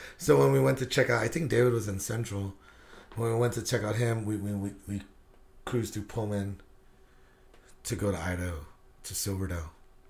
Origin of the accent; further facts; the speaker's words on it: Guam; Yeah, I'm from Guam.